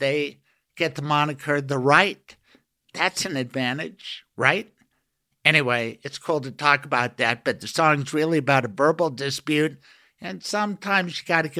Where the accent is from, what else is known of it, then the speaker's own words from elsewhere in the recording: Denver, Colorado, United States; I'm fourth generation Denver guy.